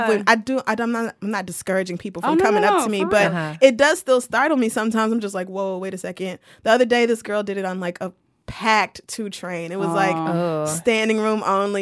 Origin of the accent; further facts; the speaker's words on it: Oklahoma, United States; also born or lived in Louisiana / Texas; now in New York, United States; I do have a very close identity tied with Oklahoma and Louisiana and Texas, which is like that whole region where I grew